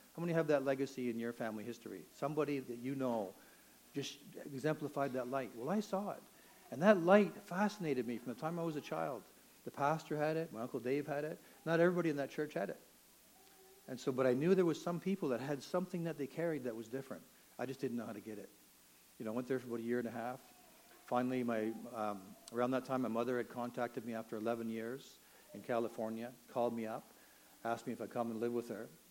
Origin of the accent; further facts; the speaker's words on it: Toronto, Ontario, Canada; I grew up in Toronto